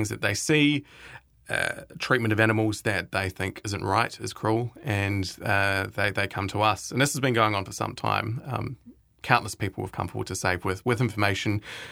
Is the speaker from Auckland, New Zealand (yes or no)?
no; Timaru, Canterbury, New Zealand; I grew up in Timaru